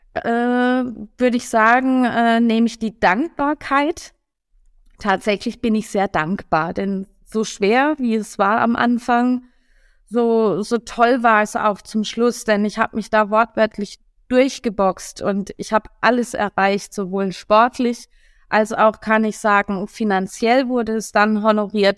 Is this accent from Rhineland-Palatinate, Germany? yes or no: no; Karlsruhe, Baden-Württemberg, Germany; moved away as an adult; also born or lived in Hamburg; now in Berlin, Germany; Ich bin aus Karlsruhe, genau, ja. gebürtige Karlsruherin.